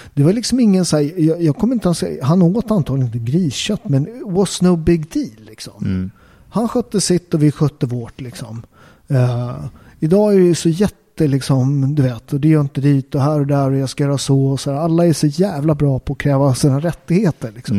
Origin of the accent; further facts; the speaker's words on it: Upplands Väsby, Stockholm County, Sweden; jag är uppväxt upp i Upplands Väsby